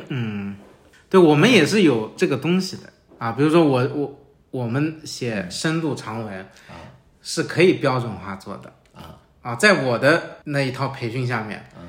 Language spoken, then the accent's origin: Chinese; Shanghai, China; 我老家就是上海